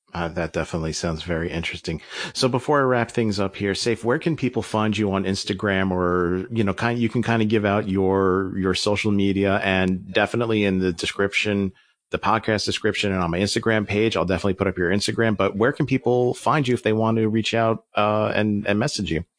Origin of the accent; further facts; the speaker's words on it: United States; as an American